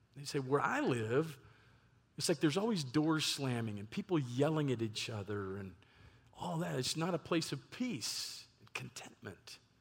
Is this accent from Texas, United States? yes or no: yes; Lewisville, Texas, United States; also born or lived in Ohio; what I would consider my hometown of Louisville, Texas